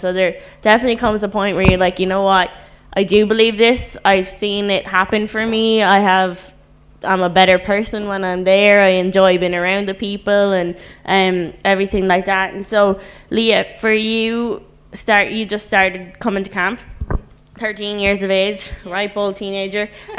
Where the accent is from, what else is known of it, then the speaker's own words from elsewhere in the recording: Ireland; That's kind of similar to for me, and I know being Irish, that's kind of a different thing and not something that's super common like that.